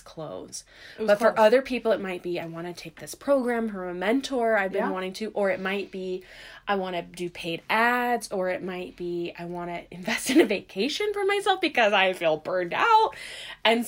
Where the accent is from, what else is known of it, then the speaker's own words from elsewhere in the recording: Texas, United States; Monica and I are sisters. We grew up in Texas